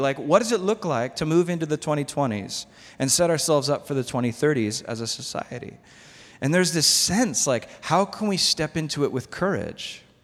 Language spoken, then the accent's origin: English; United States; I'm American.